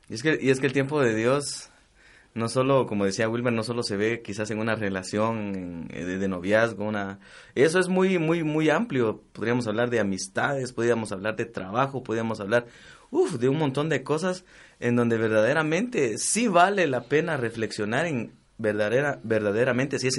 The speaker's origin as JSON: {"language": "Spanish", "country": "Guatemala", "said": "orgullosos de ser chapines de corazón."}